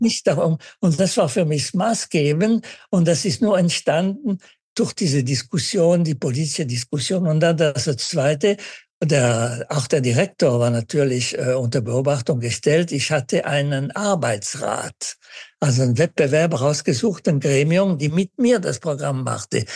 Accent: Winterthur, Zurich, Switzerland; moved away; ich als Schweizer

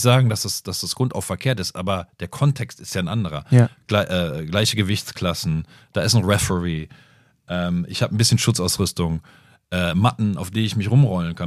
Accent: Bonn, North Rhine-Westphalia, Germany; in Tam Tambusch, wo ich groß geworden bin

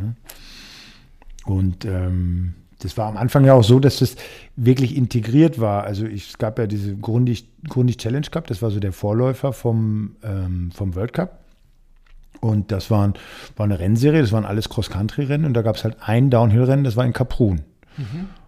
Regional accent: Dortmund, North Rhine-Westphalia, Germany; moved away as an adult; now in Munich, Germany; ich komme aus, also bin gebürtig in Dortmund groß geworden

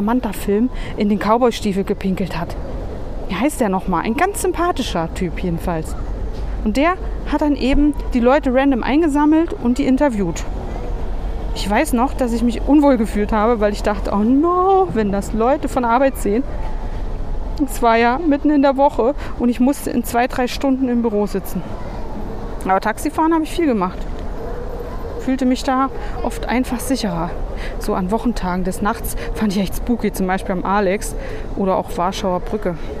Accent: Berlin, Germany; moved away as an adult; als Berlinerin

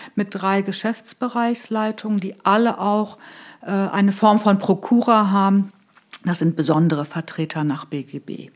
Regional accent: between Göttingen and Hanover, Lower Saxony, Germany; moved away as an adult; now in Hamburg, Germany; komme ursprünglich aus Niedersachsen, bin aufgewachsen zwischen Göttingen und Hannover.

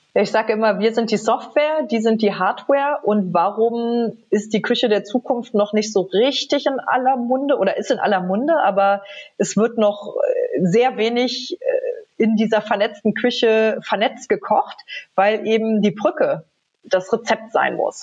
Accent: Trier, Rhineland-Palatinate, Germany; als junge Studentin in Trier, meiner Heimatstadt

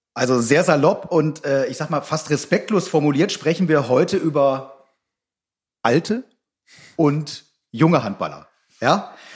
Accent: Northern Hesse, Germany; ich bin jetzt Nordhesse

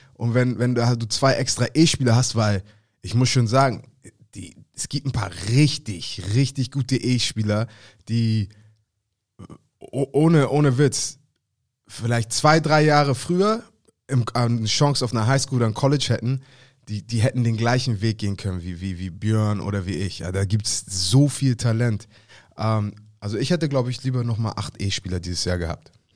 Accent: Hamburg, Germany; Als Hamburger

